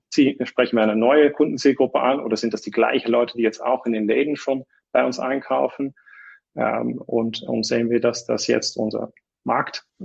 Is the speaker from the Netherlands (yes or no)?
yes; Netherlands; moved away as an adult; also born or lived in Munich, Germany; now in Switzerland; ich, ich komme aus den Niederlanden. Ich bin nach dem Studium bin ich äh, in München gelandet